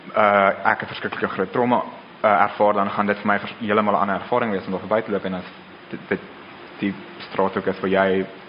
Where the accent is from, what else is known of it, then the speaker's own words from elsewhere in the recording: Pretoria, Gauteng, South Africa; Ek kom van Pretoria af, so ek ken die stad baie goed